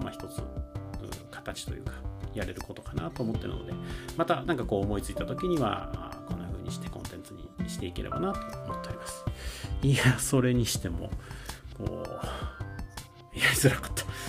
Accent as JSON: {"language": "Japanese", "region": "Kyoto", "country": "Japan", "tie": "born or raised there", "accent": "Kansai dialect", "first_language": "Kansai dialect", "moved": "yes", "said": "僕はですねあの生まれが京都なので実は関西弁っていうのがまあ母語というかもともと生まれた時のまリズム感である"}